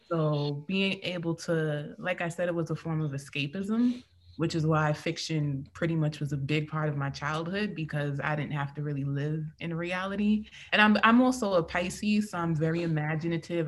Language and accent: English; New York City, New York, United States; I'm from Queens, New York City